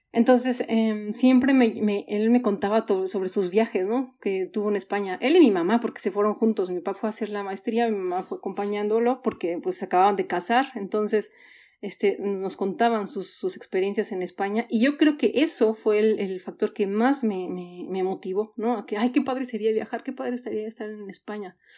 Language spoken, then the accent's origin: Spanish; Mexico City, Mexico; moved away as an adult; also born or lived in Hamburg, Germany / Vienna, Austria; now in Sweden; soy chilanga 100%, porque ahí crecí, ahí nací, ahí crecí